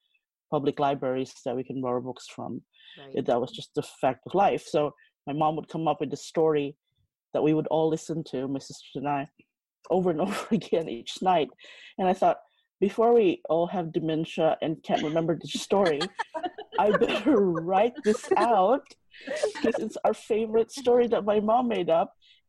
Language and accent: English; Philippines; now in Sydney, Australia; I grew up in the Philippines.